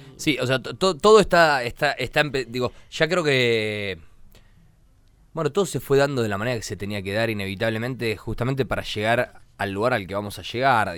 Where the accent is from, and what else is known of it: Argentina